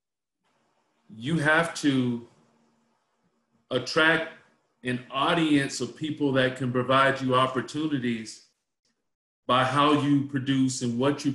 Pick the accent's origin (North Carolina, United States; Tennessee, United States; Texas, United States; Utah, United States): North Carolina, United States; Charlotte; moved away as an adult; also born or lived in Washington, D.C.; I grew up in Charlotte, North Carolina